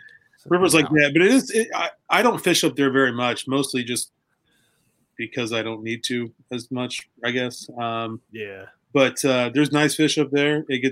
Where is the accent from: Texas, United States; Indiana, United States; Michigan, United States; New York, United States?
Indiana, United States; Muncie; now in Indianapolis, United States; my hometown of Muncie.